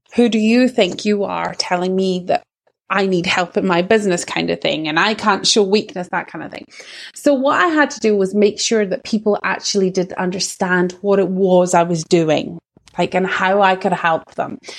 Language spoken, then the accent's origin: English; Scottish Borders, Scotland, United Kingdom; accent: Scottish; what you can probably tell from my accent is that I'm Scottish. So I'm actually like in the Scottish borders. And now I'm Scottish born and bred.